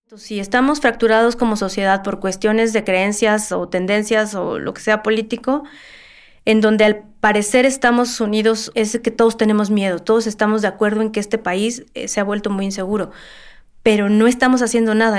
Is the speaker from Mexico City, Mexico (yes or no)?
yes; Mexico City, Mexico; nací y vivo en la Ciudad de México toda mi vida